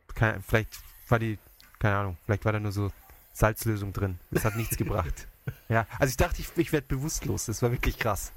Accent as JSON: {"language": "German", "country": "Germany", "moved": "yes", "lives_now": "Japan", "said": "in meiner Heimat"}